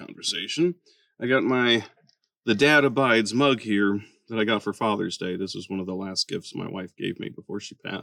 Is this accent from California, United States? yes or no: yes; Bakersfield, California, United States; now in Texas, United States; My wife and I, we're from Bakersfield, California